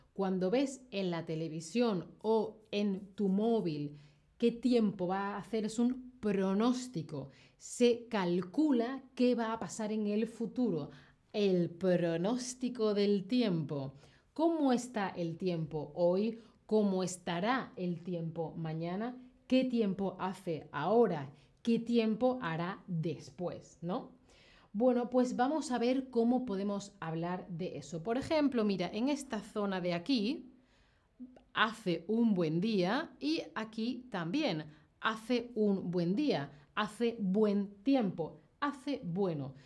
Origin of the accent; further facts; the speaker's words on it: Seville, Andalusia, Spain; soy de Europa, soy de España, yo pienso y hablo en grados Celsius